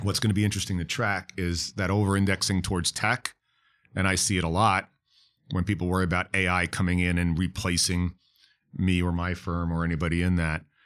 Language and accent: English; New York, United States; now in Florida, United States; I'm from New York.